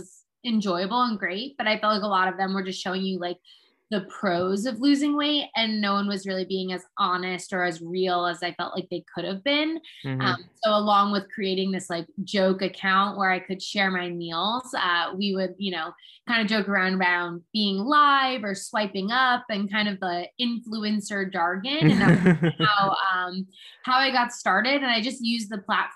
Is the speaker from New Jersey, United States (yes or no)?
yes; New Jersey, United States; moved away as an adult; also born or lived in Connecticut / Manhattan / Philadelphia / St. Louis; I'm originally from New Jersey